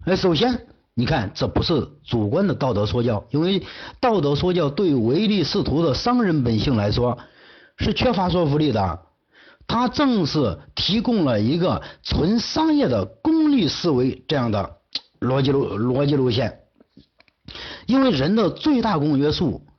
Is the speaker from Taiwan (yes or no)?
no; China; 我们中国人